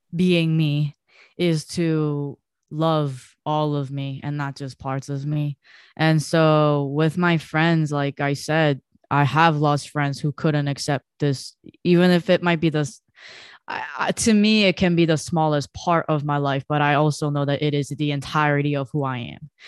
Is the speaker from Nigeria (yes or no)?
no; South Korea; now in United States; I was growing up in Korea